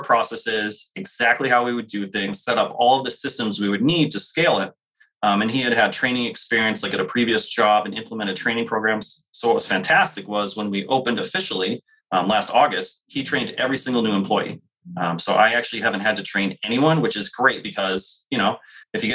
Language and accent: English; New Hampshire, United States; I grew up in New Hampshire